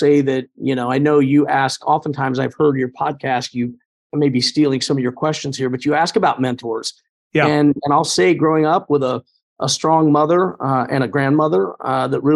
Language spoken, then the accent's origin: English; Indianapolis, Indiana, United States; Pike Township on the northwest side of Indy doesn't seem all that far from anything else, but it really seemed like we were not quite rural